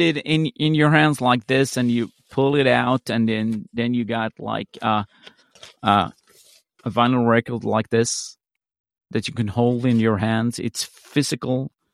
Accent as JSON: {"language": "English", "country": "Sweden", "said": "I'm from Sweden"}